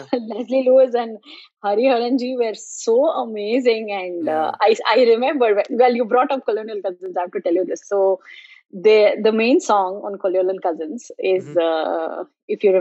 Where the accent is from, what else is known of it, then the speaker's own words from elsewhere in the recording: Mumbai, Maharashtra, India; now in South Florida, United States; I grew up in Mumbai